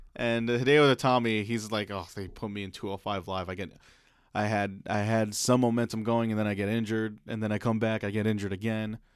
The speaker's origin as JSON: {"language": "English", "country": "Philippines", "said": "as a Filipino male"}